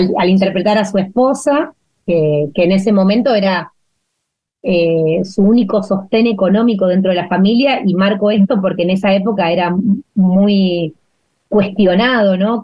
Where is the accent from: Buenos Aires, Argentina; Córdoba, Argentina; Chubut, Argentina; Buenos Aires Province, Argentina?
Córdoba, Argentina; Leones; moved away; Yo nací en Leones, en Córdoba. Es un pueblo chiquitito del sudeste de Córdoba.